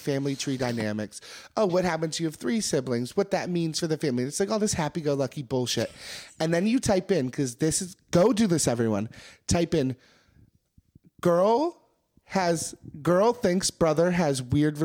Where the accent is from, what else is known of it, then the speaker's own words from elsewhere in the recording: Maryland, United States; I'm from Maryland